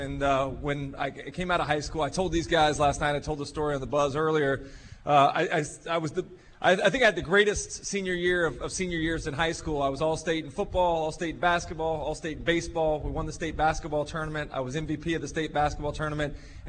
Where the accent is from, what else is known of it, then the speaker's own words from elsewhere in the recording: Gainesville, Florida, United States; I grew up in Gainesville. Both of my parents graduated from Florida.